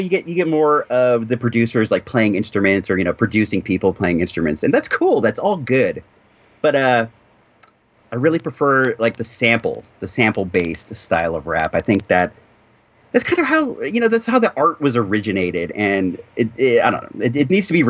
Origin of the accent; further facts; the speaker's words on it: Santa Rosa, California, United States; another Santa Rosa chap like me